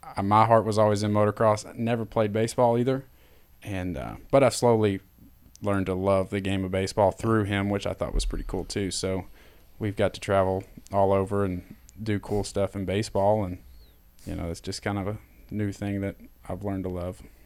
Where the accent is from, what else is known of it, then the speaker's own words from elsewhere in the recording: Knoxville, Tennessee, United States; growing up in Knoxville